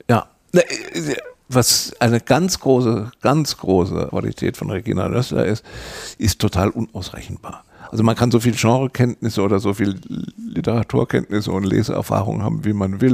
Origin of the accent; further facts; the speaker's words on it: Electoral Palatinate, Kurpfalz, Germany; bin Kurpfälzer